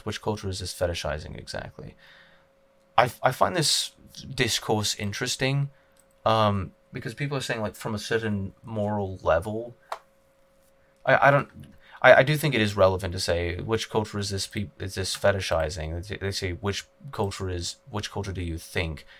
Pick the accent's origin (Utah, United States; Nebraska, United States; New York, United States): Utah, United States; I was born in Utah, I'm a native Uton